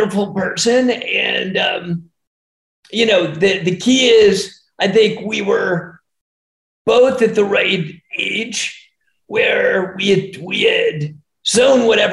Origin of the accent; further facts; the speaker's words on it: Harrisburg, Pennsylvania, United States; moved away as an adult; also born or lived in Philadelphia, Pennsylvania / Atlanta, Georgia; I was born in Philly and grew up in Harrisburg, Pennsylvania.